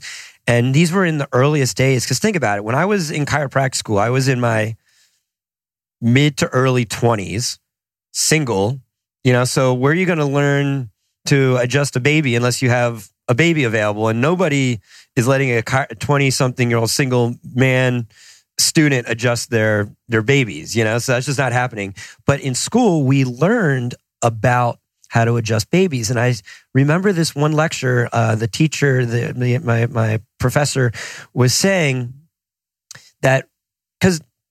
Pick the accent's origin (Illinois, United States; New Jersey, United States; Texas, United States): New Jersey, United States; also born or lived in Boston